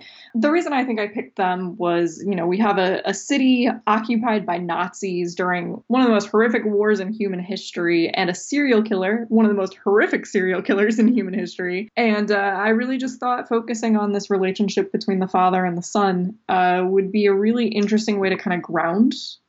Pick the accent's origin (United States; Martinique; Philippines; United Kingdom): United States; Florida; now in Buffalo, United States; I'm from Florida originally, so it's always a shock when I see leaves change or feel anything below 70 degrees.